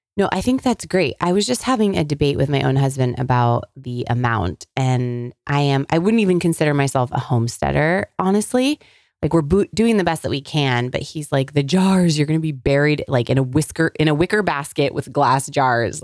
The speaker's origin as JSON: {"language": "English", "region": "California", "country": "United States", "tie": "born or raised there", "moved": "yes", "said": "I grew up in California"}